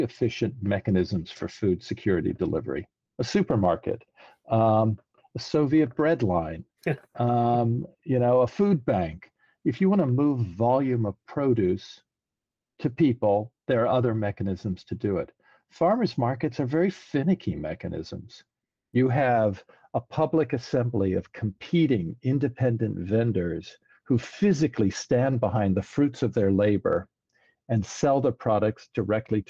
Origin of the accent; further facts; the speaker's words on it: New Orleans, Louisiana, United States; moved away as an adult; now in New York, United States; I really cut my teeth in my hometown of New Orleans